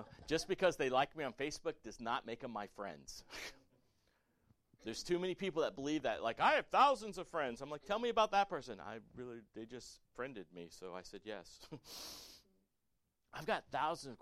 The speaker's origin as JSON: {"language": "English", "town": "Port Charlotte", "region": "Florida", "country": "United States", "tie": "born or raised there", "said": "I grew up in Port Charlotte, Florida as a little kid"}